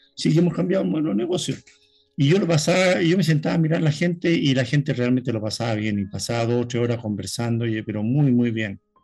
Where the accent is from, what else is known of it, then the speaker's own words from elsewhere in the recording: Chile; yo soy chileno